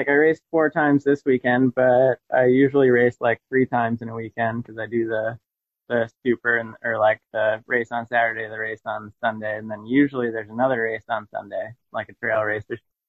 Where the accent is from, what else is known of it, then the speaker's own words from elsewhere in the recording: the Adirondacks, New York, United States; I grew up in the Adirondacks